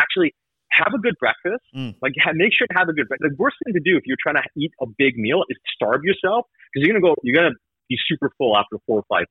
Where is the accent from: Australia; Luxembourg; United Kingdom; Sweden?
Sweden; now in Vancouver, Canada; I grew up in Sweden, so I got a lot of Swedish contacts